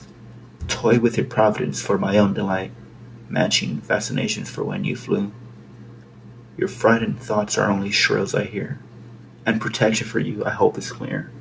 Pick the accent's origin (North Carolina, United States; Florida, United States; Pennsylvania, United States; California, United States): California, United States; I was born in California, attended public schools